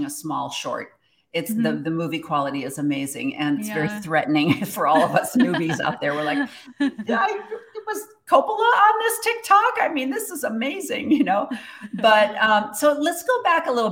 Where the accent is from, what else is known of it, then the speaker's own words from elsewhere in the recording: Midwest, United States; I'm from the Midwest as well